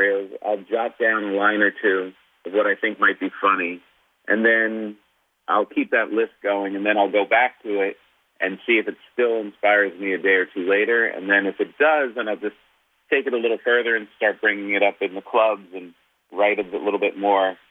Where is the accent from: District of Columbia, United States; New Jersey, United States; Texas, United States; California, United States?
New Jersey, United States; I grew up in New Jersey.